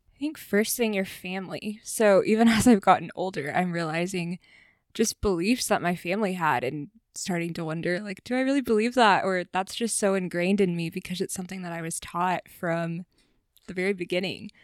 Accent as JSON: {"language": "English", "region": "the South", "country": "United States", "tie": "born or raised there", "said": "growing up in the South"}